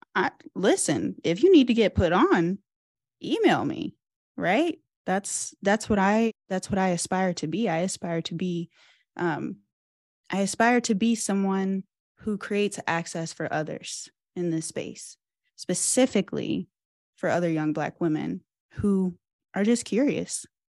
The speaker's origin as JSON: {"language": "English", "town": "Cincinnati", "region": "Ohio", "country": "United States", "moved": "yes", "said": "I'm from Cincinnati"}